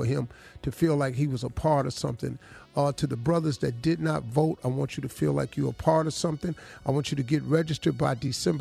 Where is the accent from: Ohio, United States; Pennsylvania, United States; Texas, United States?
Ohio, United States; Cleveland; I'm from Cleveland